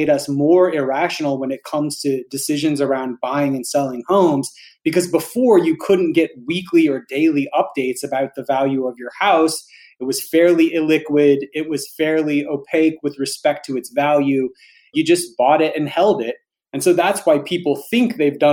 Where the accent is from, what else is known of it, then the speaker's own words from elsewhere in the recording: Alabama, United States; I grew up poor in Alabama